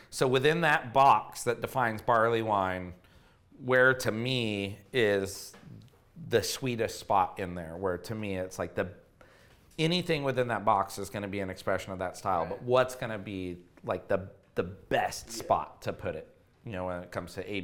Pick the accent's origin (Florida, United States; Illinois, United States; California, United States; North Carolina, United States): California, United States; Chico; I grew up in Chico, California, which is home of Sierra Nevada